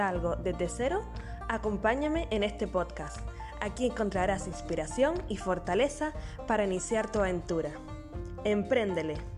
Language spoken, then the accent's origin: Spanish; Canary Islands, Spain; nacida en Canarias